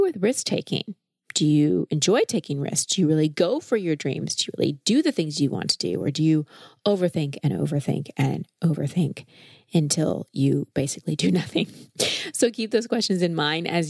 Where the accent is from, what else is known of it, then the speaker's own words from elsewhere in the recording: United States; I am an American girl.